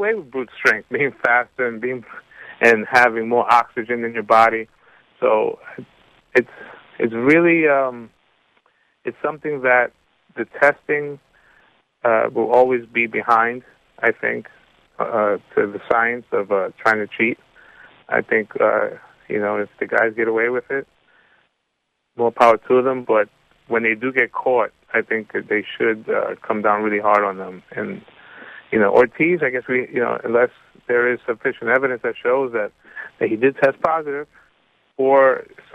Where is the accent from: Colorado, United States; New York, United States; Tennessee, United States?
New York, United States; Being a New Yorker, I'm not Puerto Rican, but I grew up with Puerto Ricans